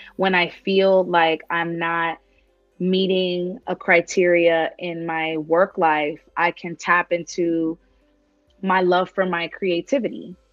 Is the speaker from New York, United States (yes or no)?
yes; New York, United States; moved away as an adult; now in Las Vegas, United States; I'm from New York